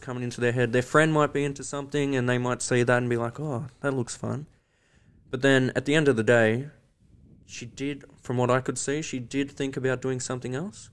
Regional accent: Victoria, Australia; growing up in Victoria

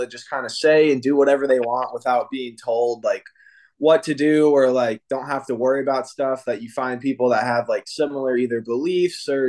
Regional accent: Midwest, United States; I'm from the US. I'm from the Midwest.

